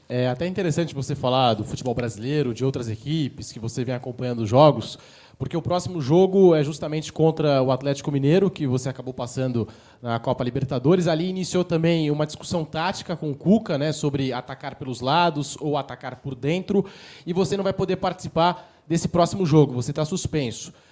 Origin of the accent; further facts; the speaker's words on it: Penafiel, Norte, Portugal; now in Brazil; Penafiel, que é uma, uma terrinha bem pequenina de onde eu venho